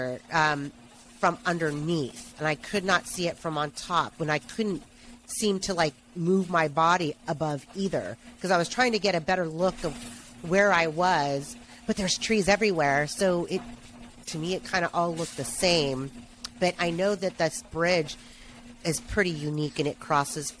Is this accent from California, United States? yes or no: yes; Northern California, United States; I am from Northern California, born and raised